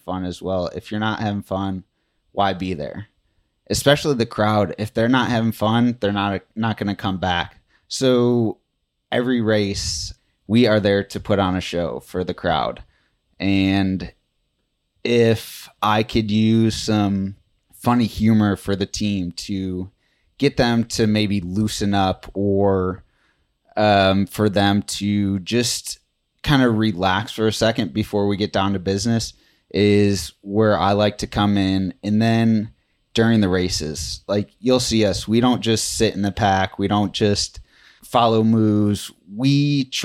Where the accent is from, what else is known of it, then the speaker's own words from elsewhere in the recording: Chicago, Illinois, United States; I am from Chicago